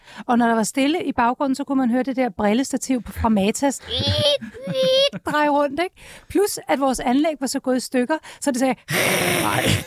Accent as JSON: {"language": "Danish", "town": "Copenhagen", "region": "Capital Region of Denmark", "country": "Denmark", "tie": "born or raised there"}